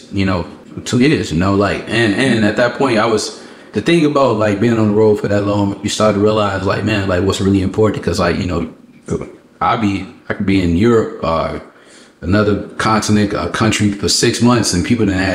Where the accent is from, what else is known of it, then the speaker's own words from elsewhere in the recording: Harvey, Illinois, United States; moved away as an adult; also born or lived in Las Vegas; I love my hometown